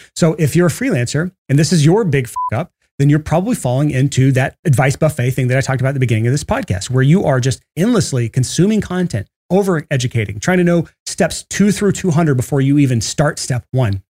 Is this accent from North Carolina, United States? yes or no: no; Alabama, United States; I'm from Alabama.